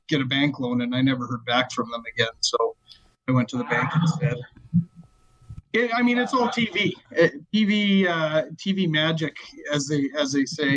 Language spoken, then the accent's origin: English; Calgary, Alberta, Canada; we're from Calgary, Alberta, Canada